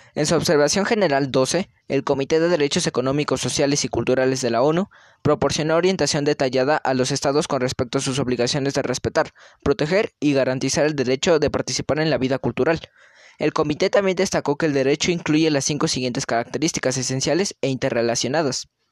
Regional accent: Mexico; identificarnos como mexicanos

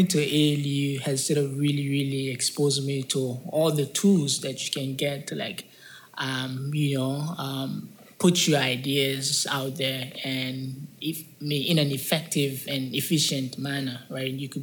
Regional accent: Liberia; I'm from Liberia

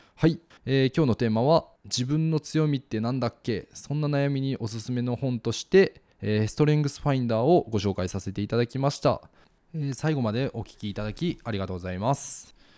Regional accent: Kansai, Japan; moved away as an adult; also born or lived in Osaka; now in Kochi, Japan; 僕の実家の関西

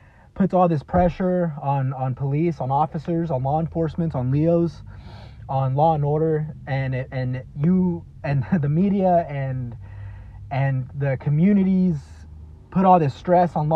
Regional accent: Dallas, Texas, United States; I grew up in a small town outside of Dallas, Texas

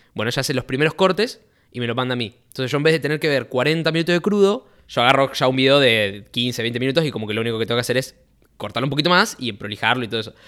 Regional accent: Rosario, Santa Fe, Argentina; He nacido, eh, fui nacido y criado en Rosario, born and raised

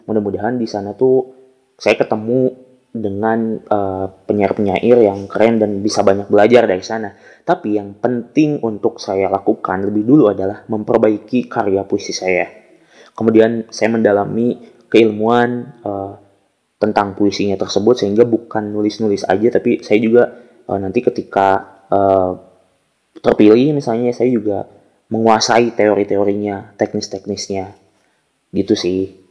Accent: Tasikmalaya, West Java, Indonesia; khususnya yang ada di Tasikmalaya karena saya berasal dari Tasik Eh, kemudian Jawa Barat dan umumnya di Indonesia gitu.

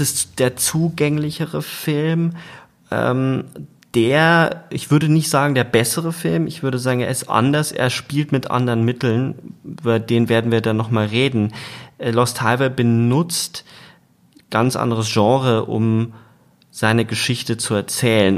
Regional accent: Germany; als Deutsche

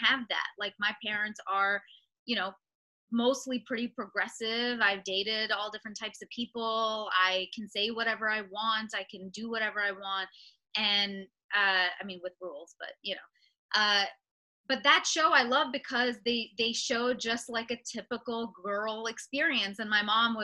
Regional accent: Mississauga, Ontario, Canada; I'm from Mississauga

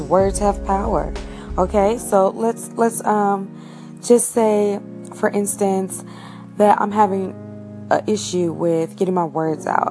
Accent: United States; I'm an American. I've been born here. My family's been here for centuries

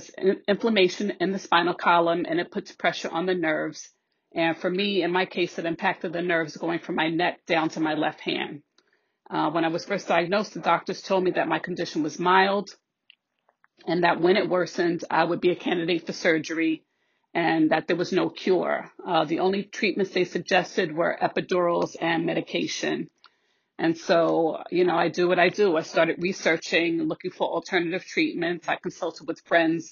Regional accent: New York City, New York, United States; now in Westchester County, United States; I'm originally from the Bronx, currently living in Westchester

